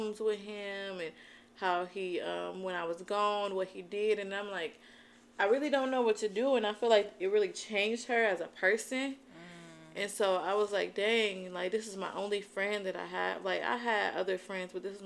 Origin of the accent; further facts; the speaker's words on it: Albion, Michigan, United States; moved away as an adult; also born or lived in Ypsilanti; My mom stayed in my hometown, which is Albion, and all my family was there